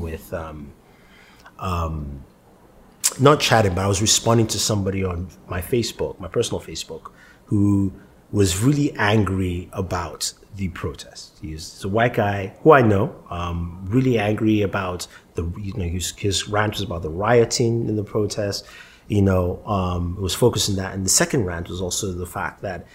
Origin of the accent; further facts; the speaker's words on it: Nigeria; now in United States; I'm Nigerian. I was born in Nigeria. I lived there for half my life, and I come here